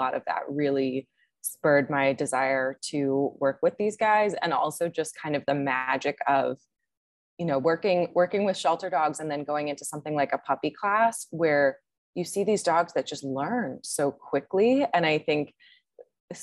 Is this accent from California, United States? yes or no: no; Maryland, United States; now in Austin, United States; Yeah, born and raised in Maryland